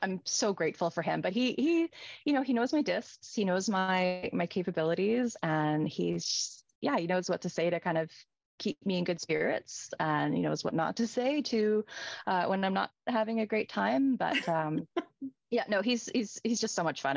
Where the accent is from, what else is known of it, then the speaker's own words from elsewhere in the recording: Victoria, British Columbia, Canada; we're both from Victoria